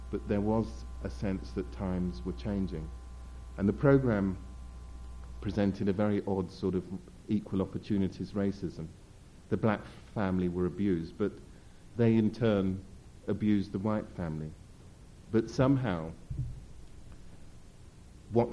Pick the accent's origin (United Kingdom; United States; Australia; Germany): United Kingdom; as a British person